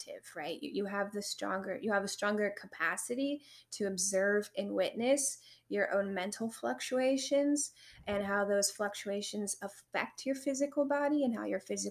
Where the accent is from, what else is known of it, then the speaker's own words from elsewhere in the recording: Loveland, Ohio, United States; also born or lived in Milford; I went to school in Milford. Okay. And I grew up in Loveland